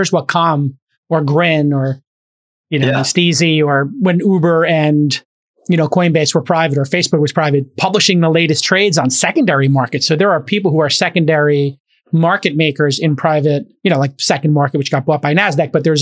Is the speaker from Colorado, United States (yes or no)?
no; Brooklyn, New York, United States; My hometown, Brooklyn